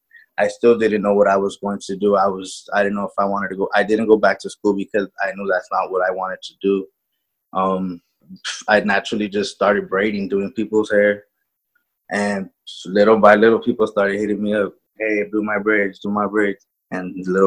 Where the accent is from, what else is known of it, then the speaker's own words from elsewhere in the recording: California, United States; I'm from Amani, California. I'm 24 years old, and I'm a hairstylist.